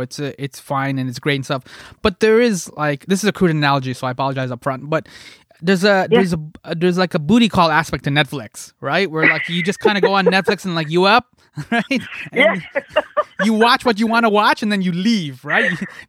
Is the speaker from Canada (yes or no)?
yes; Scarborough, Ontario, Canada; No, I'm from Scarborough, so I've hung out with like a number of people that are Trini, and this is what I'm getting at.